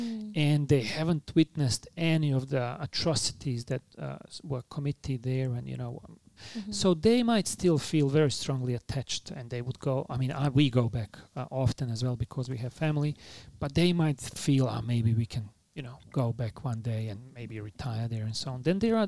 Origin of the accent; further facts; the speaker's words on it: Sarajevo, Bosnia & Herzegovina; English is a second language; moved away as an adult; now in Australia; I was a young kid when the Winter Olympics took place in Sarajevo, in my hometown, in 1984. And I already back then spoke English